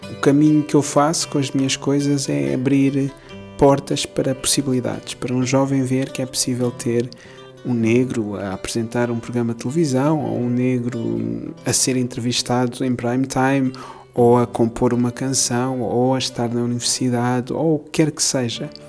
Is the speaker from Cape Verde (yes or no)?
yes; Cape Verde; also born or lived in Angola / Lisbon; Nasci em Angola, mas depois Cabo antes. cresci em Cabo Verde, também estudei em Lisboa